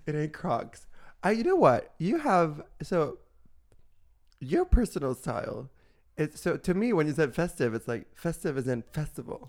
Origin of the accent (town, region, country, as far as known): Italy; born or raised there; moved away